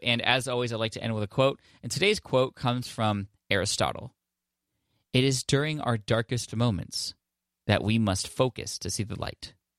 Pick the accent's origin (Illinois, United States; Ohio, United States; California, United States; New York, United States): California, United States; San Diego; San Diego, California, which I'm stoked about, uh, there in my hometown